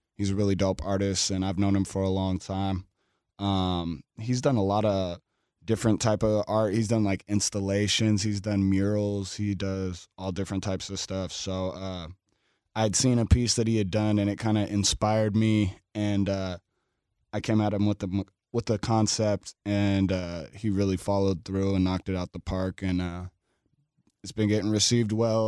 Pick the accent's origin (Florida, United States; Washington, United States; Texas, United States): Washington, United States; Seattle; I grew up in South Seattle, like Skyway Rainier Beach